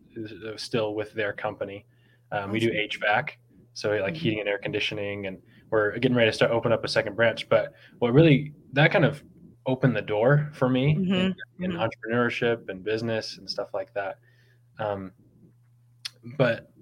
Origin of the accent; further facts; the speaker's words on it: Bay Area, California, United States; I grew up in the Bay Area in California.